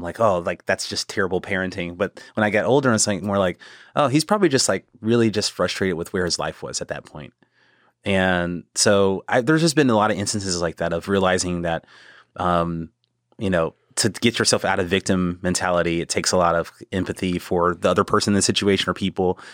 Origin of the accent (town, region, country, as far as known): Killeen, Texas, United States; born or raised there; also born or lived in Temple, Texas / South Carolina